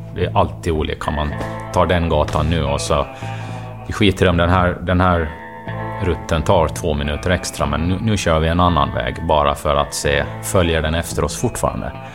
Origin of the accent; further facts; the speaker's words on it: Åland Islands; Jag är uppvuxen på Åland